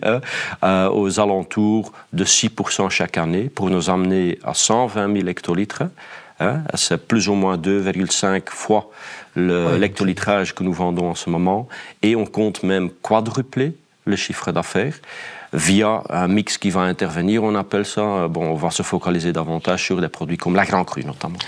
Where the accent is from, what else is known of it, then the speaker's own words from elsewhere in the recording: Flanders, Belgium; accent: Flemish; je n'ai euh, pas de difficulté de travailler en tant que flamand en Wallonie